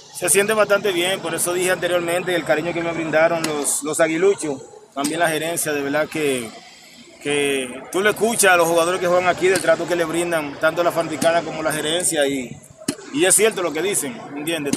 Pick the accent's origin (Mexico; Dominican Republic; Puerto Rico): Dominican Republic; como dominicano, como jugador